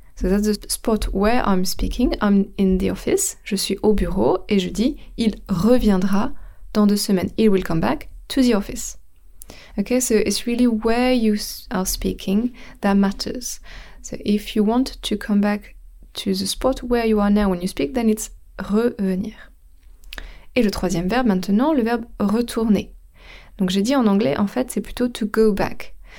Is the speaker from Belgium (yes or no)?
no; France; now in England, United Kingdom; je suis française, donc mon pays d'origine, c'est la France, mais mon pays où j'habite, c'est l'Angleterre